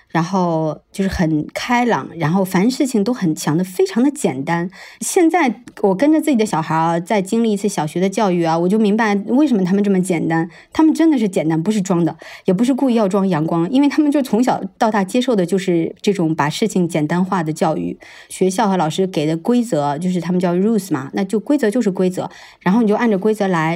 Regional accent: China; moved away as an adult; 我们这种出生在中国的人

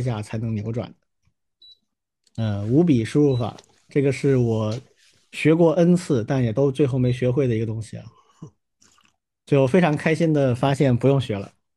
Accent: China; 我们中国人就这样吧

